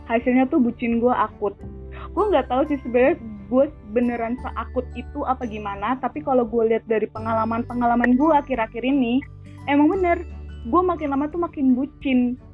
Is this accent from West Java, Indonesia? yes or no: no; Jakarta, Indonesia; doi gue nih beda beda provinsi tinggalnya sama gue dia dari Jawa Timur gue dari Jakarta